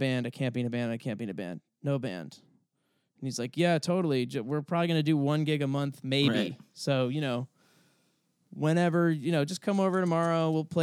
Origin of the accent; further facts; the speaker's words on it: New York City, New York, United States; now in Los Angeles, United States; I grew up in New York and I went to shows at the Garden